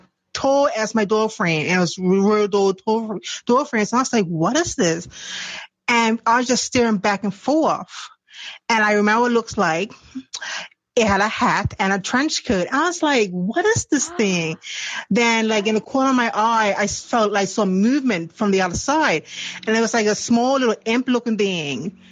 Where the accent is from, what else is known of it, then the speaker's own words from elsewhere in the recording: Bermuda; I'm from Bermuda.